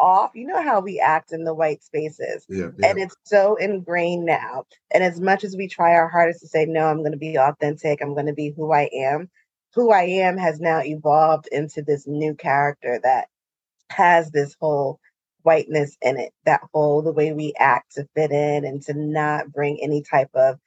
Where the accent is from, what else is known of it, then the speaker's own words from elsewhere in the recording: Hillside, New Jersey, United States; now in Exeter, United States; I grew up in Hillside, New Jersey.